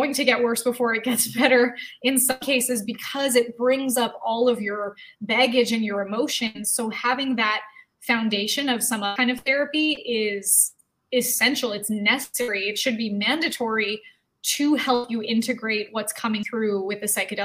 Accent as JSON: {"language": "English", "country": "Canada", "tie": "born or raised there", "said": "growing up in Canada"}